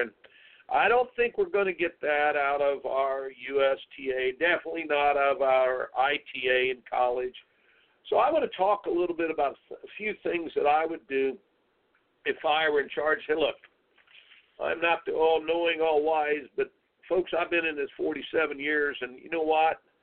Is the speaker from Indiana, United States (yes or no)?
yes; Indiana, United States; I grew up in Indiana